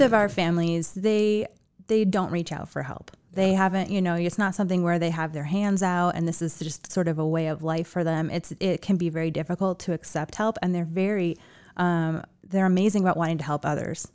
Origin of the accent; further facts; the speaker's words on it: Chicago, Illinois, United States; also born or lived in Seattle; now in Las Vegas, United States; I grew up in Chicago